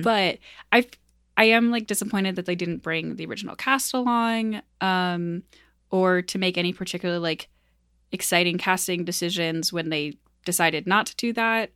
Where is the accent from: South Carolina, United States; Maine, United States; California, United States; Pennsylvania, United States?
Maine, United States; rural; moved away; also born or lived in Midwest; I'm not from the Midwest. I live here now, um, but I am from rural Maine